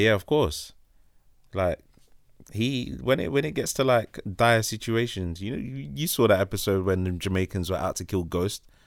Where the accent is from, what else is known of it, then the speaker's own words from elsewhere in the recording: London, United Kingdom; we're from London